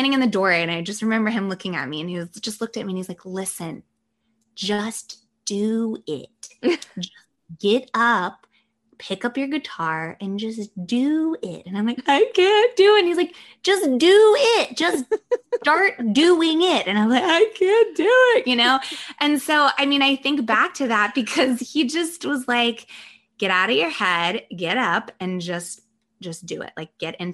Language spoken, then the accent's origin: English; the South, United States; I was born in the South. My family's all from the South